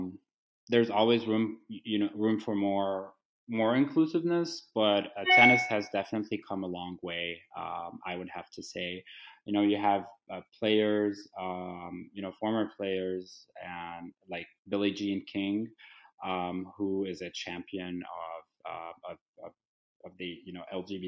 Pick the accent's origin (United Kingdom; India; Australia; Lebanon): Lebanon; now in Washington, United States; I was born and raised in Lebanon